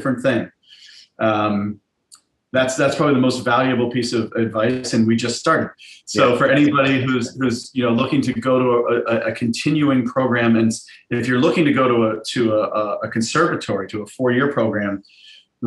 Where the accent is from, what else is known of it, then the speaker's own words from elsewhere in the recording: Pittsburgh, Pennsylvania, United States; moved away as an adult; now in New York, United States; I grew up in Pittsburgh, so I auditioned at Point Park